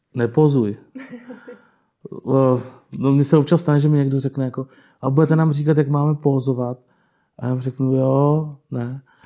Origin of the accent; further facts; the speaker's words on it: Jihlava, Vysočina Region, Czechia; já jsem tady vlastně jako odmala, jsem jako rodilý hlavák, dá se říct, nebo Pávovák, už jsem vyrostl prostě na Pávově. A jsem tady vlastně celý život